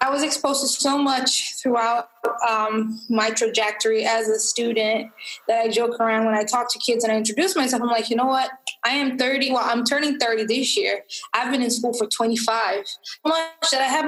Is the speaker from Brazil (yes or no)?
yes; Rio de Janeiro, Brazil; now in United States; I was born in Rio de Janeiro, Brazil. I was born and raised there.